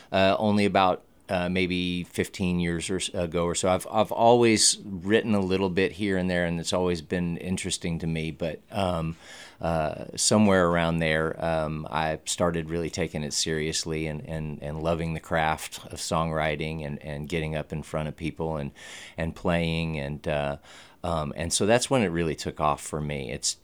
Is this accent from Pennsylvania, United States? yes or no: no; Texas, United States; I'm kind of from all over Texas. I'm a Air Force brat. And so my father moved every 3 or 4 years, but quite unusually, his career took him to just all the cities in Texas.